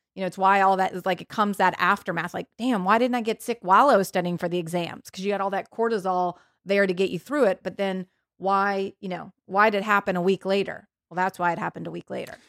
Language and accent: English; New Orleans, Louisiana, United States; moved away; I'm from New Orleans, um, and I just went home